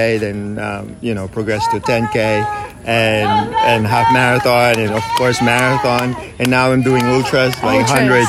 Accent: Brisbane, Queensland, Australia; I'm from Brisbane, so that's my home park run, South Bank.

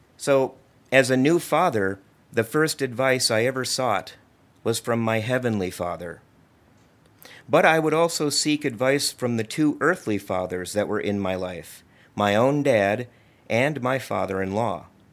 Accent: Libertyville, Illinois, United States; also born or lived in Washington, D.C. / Maryland; I grew up here in Libertyville, as did my wife, Rita

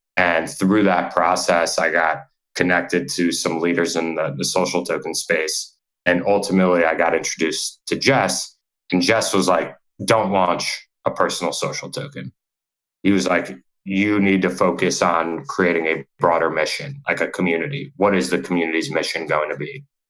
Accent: New York, United States; moved away as an adult; also born or lived in Nashville, Tennessee; I'm from New York originally.

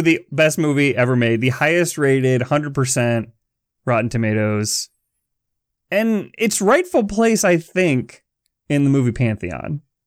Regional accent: Chicago, Illinois, United States; the Chicago Tribune, my hometown paper

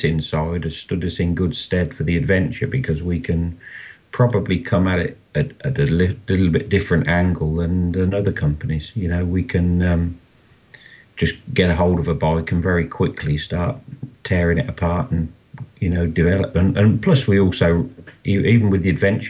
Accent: Rushden, East Midlands, United Kingdom; I'm from Rushden in the UK here.

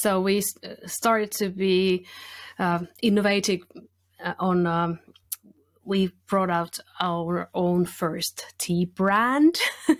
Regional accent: Finland; first language Finnish; English is a second language; And it's always, because I'm a Finnish-spoken person, it's always good t

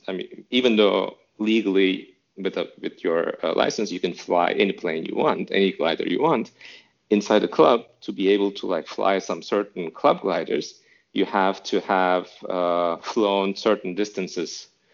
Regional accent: Istanbul, Turkey; moved away as an adult; now in Berlin, Germany; I'm from Istanbul originally. So in Istanbul, Turkey, there's not much of an aviation culture

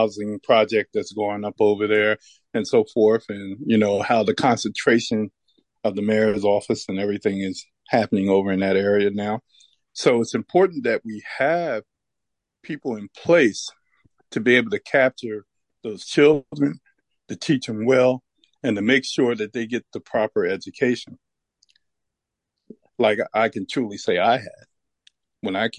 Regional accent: Wilmington, Delaware, United States; moved away as an adult; now in Newark, United States; I grew up in the Riverside community. I'm from Riverside. I lived in Riverside from the time I was 6 years old until I graduated from high school

